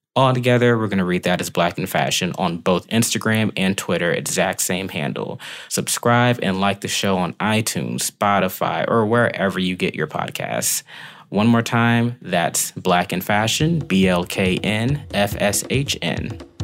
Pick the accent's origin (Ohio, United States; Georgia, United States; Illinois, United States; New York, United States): Georgia, United States; Decatur; I'm from Decatur, Georgia, right outside of Atlanta.